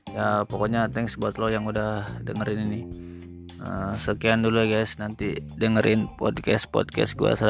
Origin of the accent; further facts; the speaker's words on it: Pandeglang, Banten, Indonesia; born there; Gue lahir di Paneglang, 18 Januari 1999.